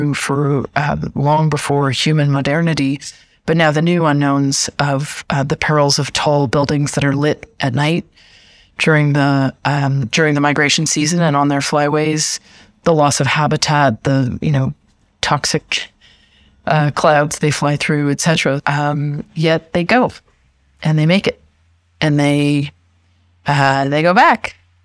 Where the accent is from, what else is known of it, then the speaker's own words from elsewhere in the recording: Canada; moved away; also born or lived in United States / Brazil / Germany; I am Canadian, but I've lived extensively in the United States